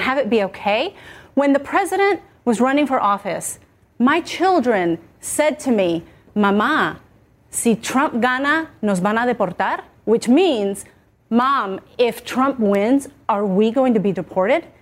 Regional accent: Colombia; I was born in Colombia

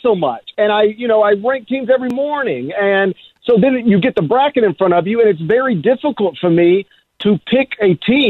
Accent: the South, United States; I grew up in the South and still live there

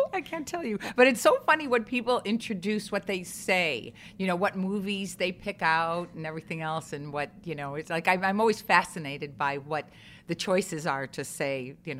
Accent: Chicago, Illinois, United States; I grew up in the Chicago theater system

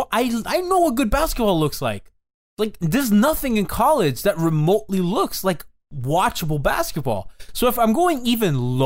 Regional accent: Miami, Florida, United States; I grew up in Miami. Like, I don't care about high school sports. Like, I live in Kendall. Like, I've gone to public school.

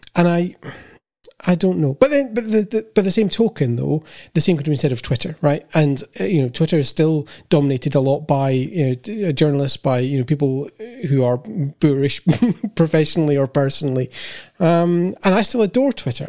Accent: United Kingdom; being British

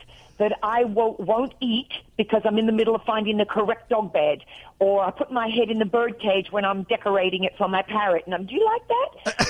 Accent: Australia; now in United States; When I talk to my sister on the phone in Australia, I get off there and I'm real Australian. And when I was doing acting and I was trying to do American act, you know, commercials and things when I first arrived in America

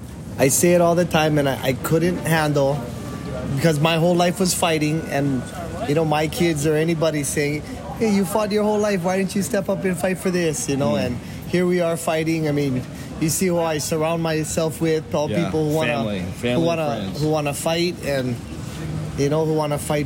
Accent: Hawaii, United States; born or raised there

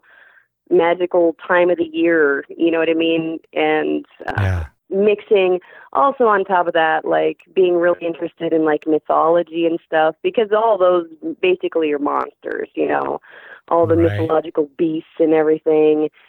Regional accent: Arizona, United States; we grew up in Arizona. We still live here in Hades.

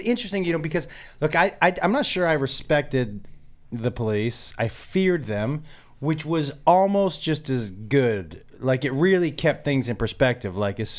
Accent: East Coast, United States; when I grew up on the East Coast

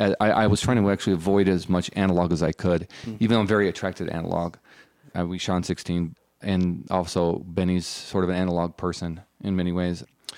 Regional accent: Salt Lake City, Utah, United States; I'm from Salt Lake City, I think I was 19

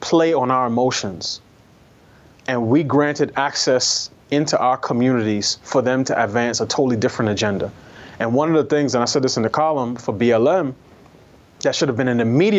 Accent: New York, United States; I'm a New Yorker, I grew up taking public transportation.

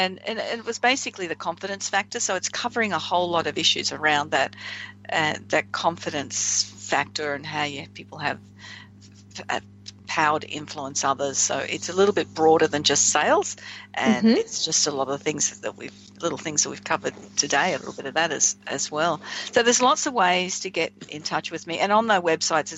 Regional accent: Australia

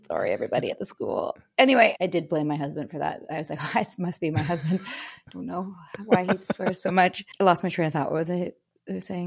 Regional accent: Vancouver, British Columbia, Canada; I'm from Canada, born and raised in Vancouver.

